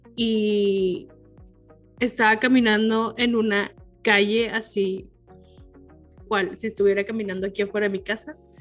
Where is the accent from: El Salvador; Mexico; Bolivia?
Mexico; somos de México